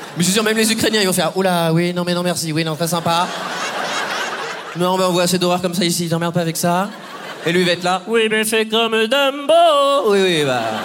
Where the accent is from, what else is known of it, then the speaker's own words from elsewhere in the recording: Poitiers, Nouvelle-Aquitaine, France; j'ai 29 ans et moi, je viens de Poitiers.